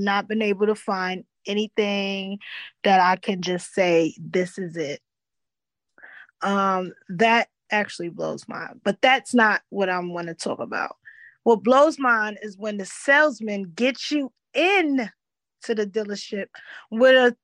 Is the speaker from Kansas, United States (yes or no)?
no; New York, United States; I'm just from New York. I'm lived across the street from the beach, raised.